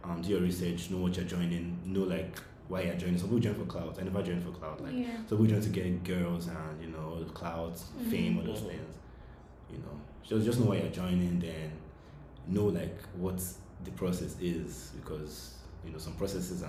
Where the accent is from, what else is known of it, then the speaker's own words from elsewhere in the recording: Lagos, Nigeria; moved away as an adult; also born or lived in Imo State / Ogun State / Arkansas; now in United States; I'm from Nigeria. Grew up, born and bred.